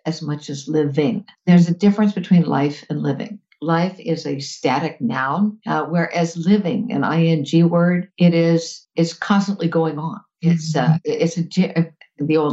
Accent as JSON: {"language": "English", "town": "Fort Lauderdale", "region": "Florida", "country": "United States", "tie": "born or raised there", "said": "as a kid, I grew up in South Florida, in Fort Lauderdale."}